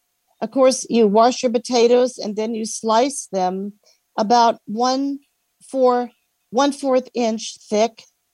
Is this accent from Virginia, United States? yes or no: yes; Alexandria, Virginia, United States; I'm from Alexandria, Virginia, where we've had some rain today.